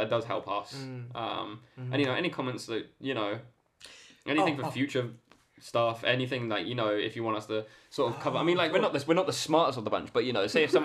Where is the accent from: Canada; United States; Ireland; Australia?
Ireland